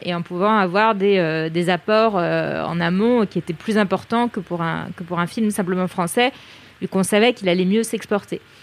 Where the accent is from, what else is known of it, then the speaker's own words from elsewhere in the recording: France; je suis française